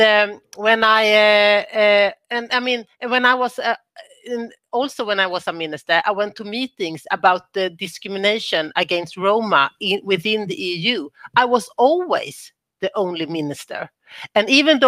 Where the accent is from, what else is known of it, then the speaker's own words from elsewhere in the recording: Sweden; I'm from Sweden